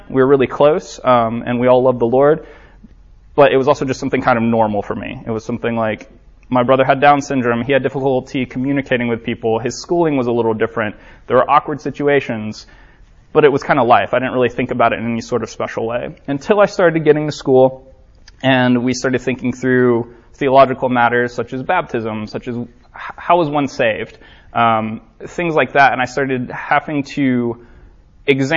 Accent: Orlando, Florida, United States; I'm from Orlando, Florida

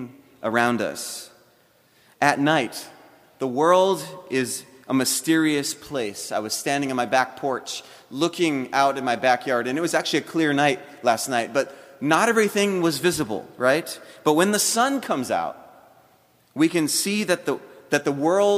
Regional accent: Hawaii, United States; also born or lived in South Florida; now in Alabama, United States; I'm not a native of South Florida. I'm actually a native of Hawaii

